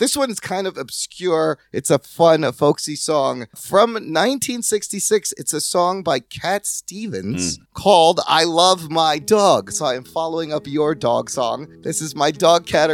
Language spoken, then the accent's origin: English; Pakistan; I'm Pakistani.